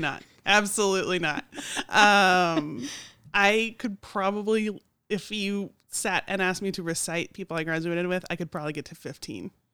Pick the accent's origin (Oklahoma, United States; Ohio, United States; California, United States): Oklahoma, United States; Oklahoma City; now in Morganton, United States; I'm from Oklahoma City